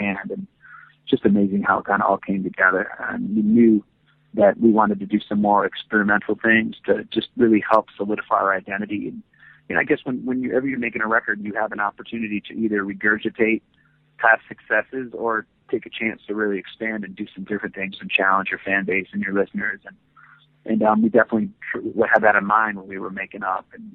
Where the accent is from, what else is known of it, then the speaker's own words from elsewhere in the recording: Muskegon, Michigan, United States; moved away; Muskegon, Michigan is the city where I grew up